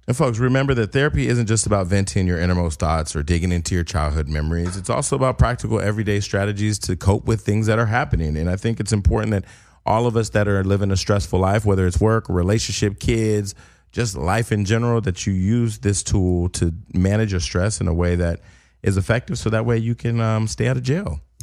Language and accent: English; Stockton, California, United States; I'm from Stockton